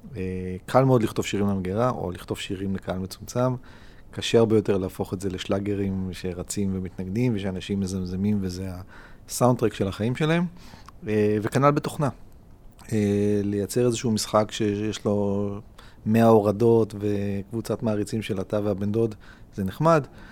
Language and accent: Hebrew; Israel; אני מאוד ישראלי, אני מאוד ציוני